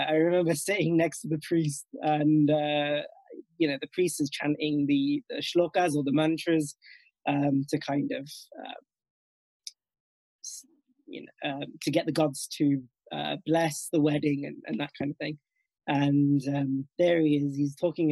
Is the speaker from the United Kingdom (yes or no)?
yes; Nottingham, East Midlands, United Kingdom; also born or lived in Northampton; born and bred in Nottingham itself